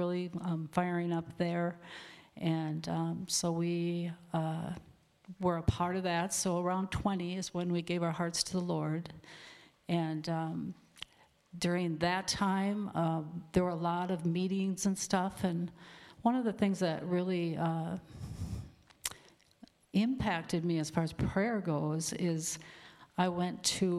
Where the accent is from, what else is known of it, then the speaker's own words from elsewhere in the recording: Alexandria, Minnesota, United States; I was born in Alexandria, Minnesota, back in the 50s